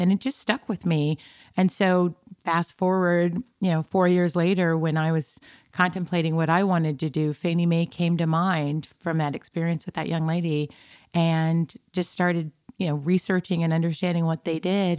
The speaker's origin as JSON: {"language": "English", "town": "Tucson", "region": "Arizona", "country": "United States", "tie": "born or raised there", "also_born_or_lived": "Compton, California", "said": "we traversed from Compton, California, which was ninety-nine point nine nine percent black to Tucson, Arizona, which was ninety-nine point nine nine percent white, um, and grew up there, uh, in Tucson"}